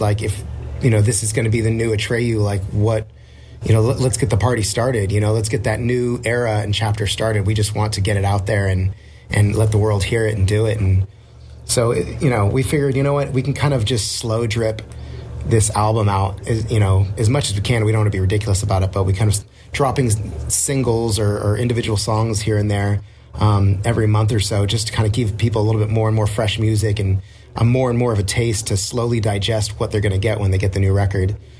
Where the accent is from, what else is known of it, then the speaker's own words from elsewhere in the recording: Orange County, California, United States; we're from Orange County